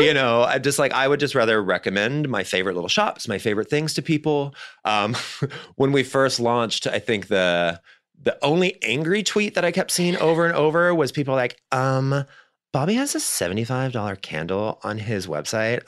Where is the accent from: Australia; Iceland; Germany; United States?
United States; Missouri; also born or lived in New York; now in Los Angeles, United States; me growing up in Missouri